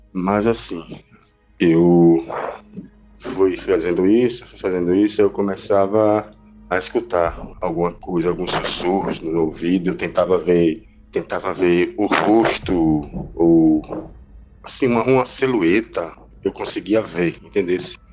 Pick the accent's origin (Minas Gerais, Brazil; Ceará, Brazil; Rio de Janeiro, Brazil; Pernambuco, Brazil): Pernambuco, Brazil; Recife; eu sou aqui de Recife